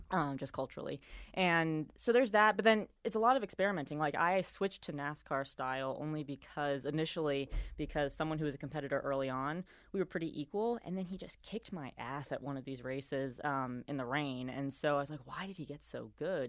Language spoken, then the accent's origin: English; New York City, New York, United States; moved away as an adult; also born or lived in Bay Area; now in Charlotte, United States; I am from New York City